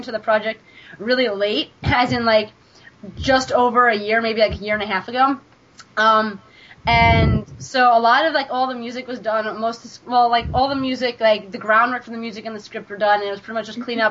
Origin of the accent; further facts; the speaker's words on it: New York, United States; I'm from New York